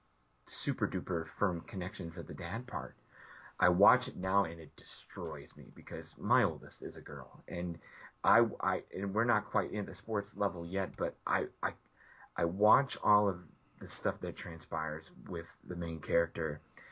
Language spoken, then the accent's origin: English; outside Chicago, Illinois, United States; growing up outside Chicago